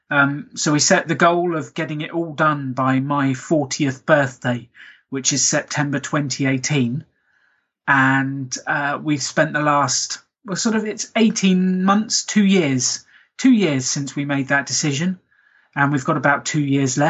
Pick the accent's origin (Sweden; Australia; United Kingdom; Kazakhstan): United Kingdom; Basingstoke, South East England; I'm from England. I'm from the south of England, a place called Basingstoke